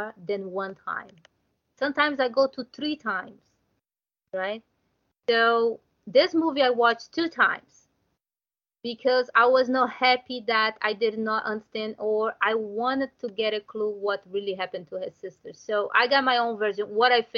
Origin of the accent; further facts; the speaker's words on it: Brazil; English is a second language; I'm from Brazil